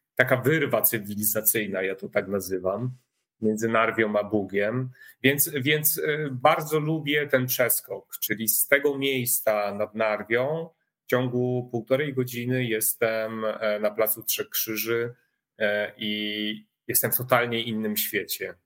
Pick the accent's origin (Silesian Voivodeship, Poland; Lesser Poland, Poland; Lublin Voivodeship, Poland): Lesser Poland, Poland; village near Rabka-Zdrój, Sucha Beskidzka county; also born or lived in Warsaw; now in village between the Bug and Narew, Poland; urodziłem się na wsi e, pod e, Rabką Zdrój, e, powiat Sucha Beskidzka. To jest taki styk Podhala, a Beskidu Żywieckiego.